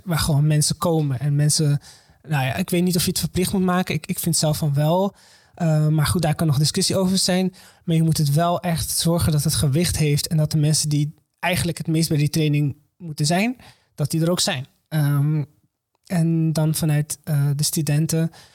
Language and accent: Dutch; Morocco; now in Netherlands; ik kom uit Marokko, niet uit Syrië